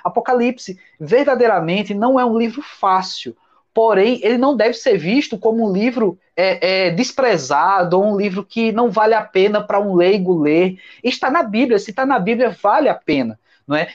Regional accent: Brazil; dessa cultura que nós temos no Brasil

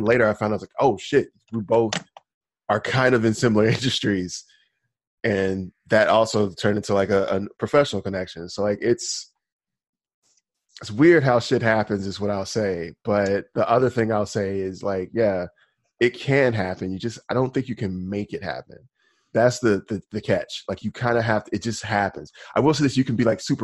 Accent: Alabama, United States; No, actually, I'm from Alabama.

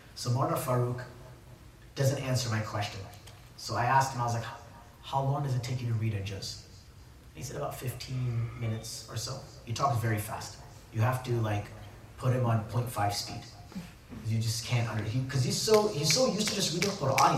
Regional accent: Saudi Arabia; moved away; also born or lived in United States; I grew up in Saudi, there's that one element of my memories of Saudi, and then there's that when I came, when I was living in America or studying

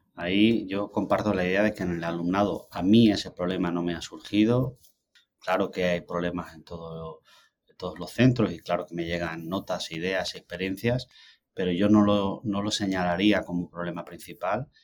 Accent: Andalusia, Spain; now in United States; como soy andaluz

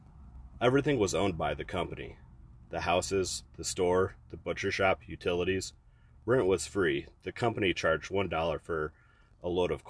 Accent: Gibo, Wyoming, United States; Some part of me will always be where I grew up, in Gibo, Wyoming.

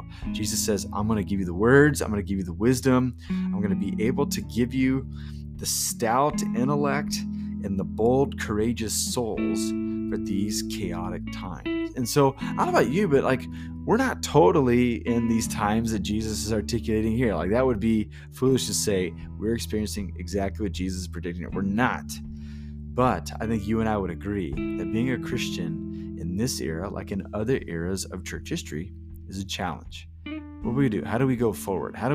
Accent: United States; as an American

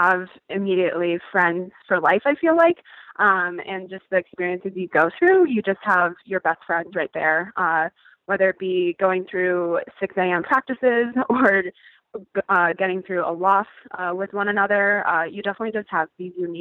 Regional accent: Connecticut, United States; I grew up in Connecticut, and I was an athlete all my life

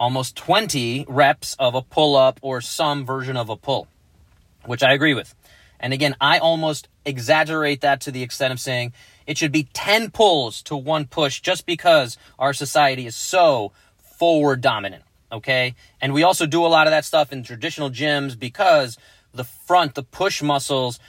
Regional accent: New York, United States; moved away; growing up in New York

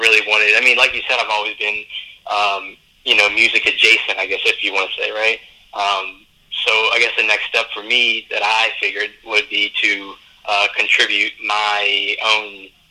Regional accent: New Orleans, Louisiana, United States; I come from New Orleans.

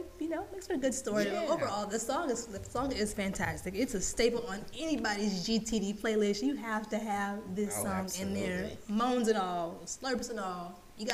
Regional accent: Houston, Texas, United States; I'm from Houston

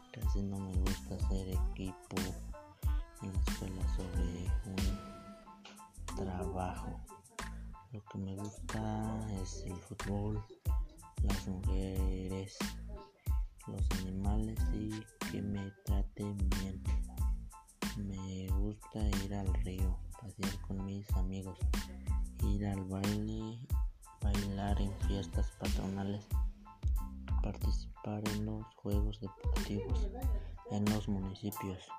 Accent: San Antonio, Puebla, Mexico; Soy de San Antonio Hermenegildo Galeano. Tengo 15 años. Nací el 19 de mayo del 2005 en San Antonio

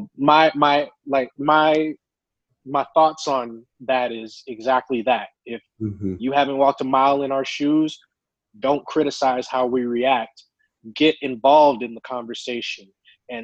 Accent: Tucson, Arizona, United States; I grew up born and raised in Tucson, Arizona

